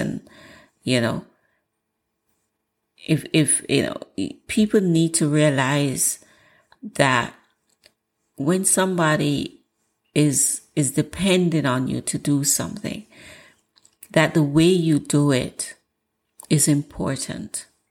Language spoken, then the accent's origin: English; Jamaica; I'm Jamaican, and Jamaicans have a way.